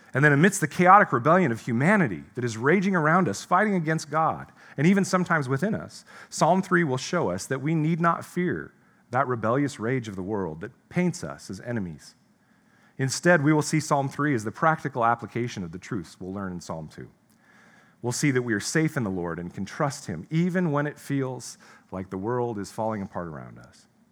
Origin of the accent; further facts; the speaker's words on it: United States; As an American, an American pastor